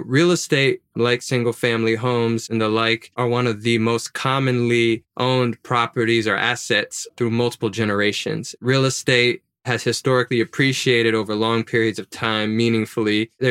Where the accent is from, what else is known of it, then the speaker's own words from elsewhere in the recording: Baton Rouge, Louisiana, United States; Yeah, well, I never owned a home, never owned a house. My mom never owned her home or house.